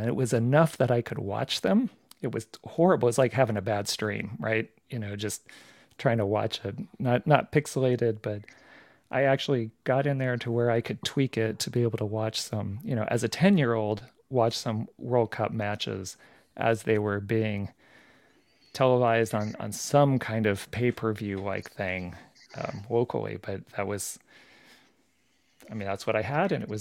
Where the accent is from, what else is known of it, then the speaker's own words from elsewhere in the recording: Palm Springs, California, United States; I grew up in Palm Springs. That's where I went through most of my schooling up through high school